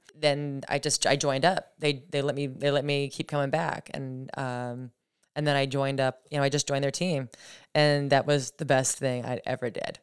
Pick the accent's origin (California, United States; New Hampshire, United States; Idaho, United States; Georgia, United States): New Hampshire, United States; Gilmanton; also born or lived in North Carolina / Nashville, Tennessee; now in New York, United States; Gilmington, New Hampshire, just outside the Lakes region. Um, yeah, I, uh, born and raised in New Hampshire, Lakes region area